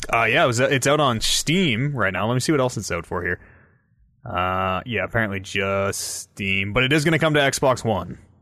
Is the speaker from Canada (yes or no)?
yes; Canada; we're Canadian.